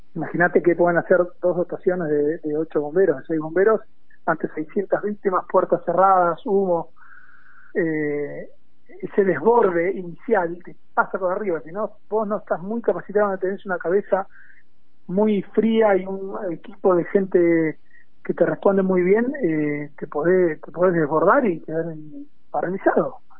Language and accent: Spanish; Argentina; also born or lived in United States / General Pinto, Buenos Aires, Argentina; me recibí a los 24 años volví al país